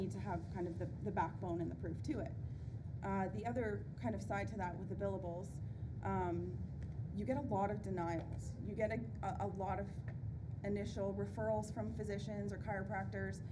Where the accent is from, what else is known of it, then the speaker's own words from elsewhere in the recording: Ontario, Canada; I'm from Ontario, Canada